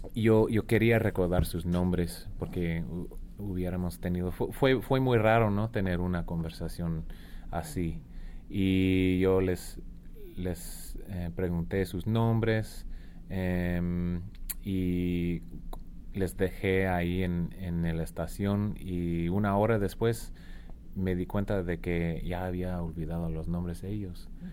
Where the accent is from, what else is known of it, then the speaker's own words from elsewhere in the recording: Arizona, United States; now in Tucson, United States; yo soy de Arizona. Vivo ahora en Tucson, pero yo crecí en un pueblo que está más como en el centro del estado